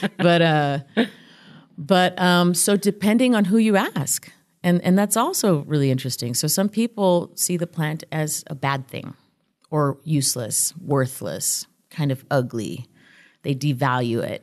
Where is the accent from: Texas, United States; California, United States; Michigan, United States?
Texas, United States; El Paso; also born or lived in Tijuana, Mexico; I grew up here on the, on the U S Mexico border in El Paso. I was born in Tijuana